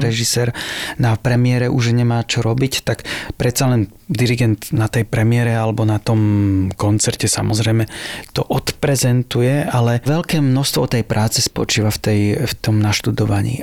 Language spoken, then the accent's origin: Slovak; Láb, Bratislava Region, Slovakia; ja som z dediny Láb, ze zahorádskej dediny Láb